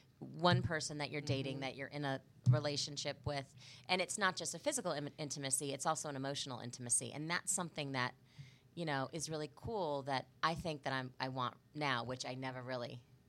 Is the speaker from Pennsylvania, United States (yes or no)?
no; Kansas City, Missouri, United States; moved away as an adult; also born or lived in Chicago / Greenville, South Carolina / Cleveland, Ohio / Providence, Rhode Island; I'm from Kansas City, moved home 5.5 years ago for this job here at Fox 4. And, you know, I'm home to stay.